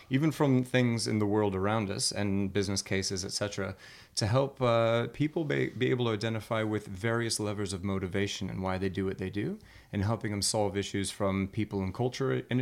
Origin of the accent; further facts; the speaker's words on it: Colorado, United States; Well, I'm from Colorado originally, but I've never skied in my life.